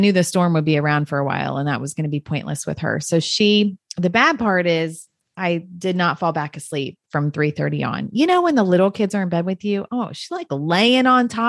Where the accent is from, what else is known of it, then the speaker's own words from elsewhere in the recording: Ohio, United States; now in Florida, United States; So I grew up in Ohio where we got all the beautiful changing leaves and red and orange.